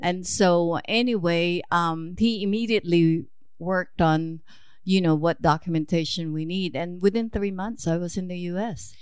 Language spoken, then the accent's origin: English; suburb of Manila, Metro Manila, Philippines; moved away as an adult; now in United States; I was born in Manila, Philippines, actually a suburb of, uh, Manila